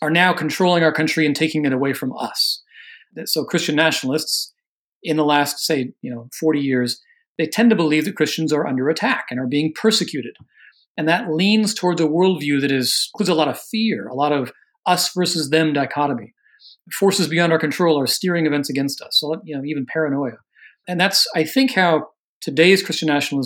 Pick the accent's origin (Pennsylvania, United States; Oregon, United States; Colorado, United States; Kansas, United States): Oregon, United States; I'm from Oregon. I didn't grow up in the South.